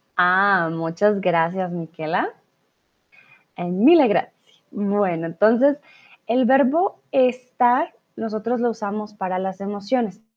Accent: Colombia; now in Germany; Soy de Colombia. Comúnmente vivo en Alemania, pero ahora estoy aquí en el lindo México

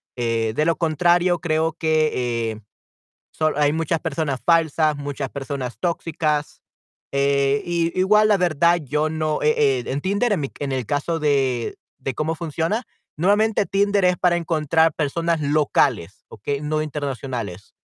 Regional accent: El Salvador; en mi caso, en El Salvador, si soy del Salvador

